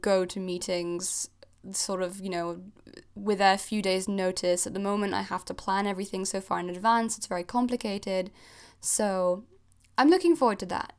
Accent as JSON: {"language": "English", "region": "Geneva", "country": "Switzerland", "tie": "born or raised there", "also_born_or_lived": "Cornwall, United Kingdom", "moved": "as an adult", "lives_now": "United Kingdom", "said": "I'm originally Swiss. I grew up in Geneva in Switzerland, and I moved to the U K when I was eighteen"}